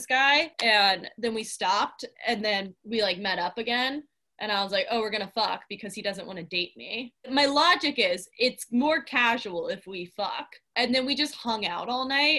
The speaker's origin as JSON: {"language": "English", "region": "Georgia", "country": "United States", "said": "I'm from Georgia"}